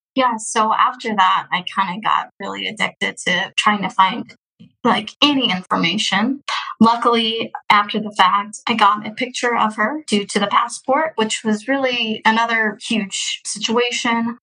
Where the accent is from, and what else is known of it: Houston, Texas, United States; born or raised there; also born or lived in Russia